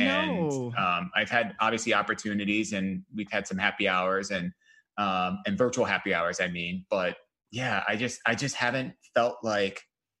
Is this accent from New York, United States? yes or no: no; Ohio, United States; moved away; I'm Ohio